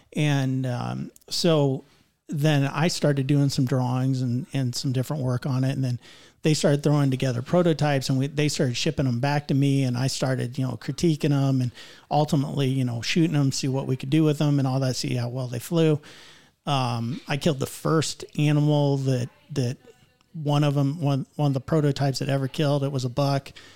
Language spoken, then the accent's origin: English; Northeast Indiana, United States; I'm from Northeast Indiana